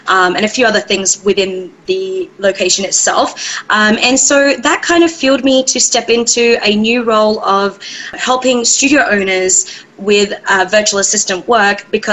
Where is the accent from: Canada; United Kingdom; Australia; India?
Australia; moved away as an adult; now in Seattle, United States; I originally am from, born and raised in Australia, and I made my way over to the States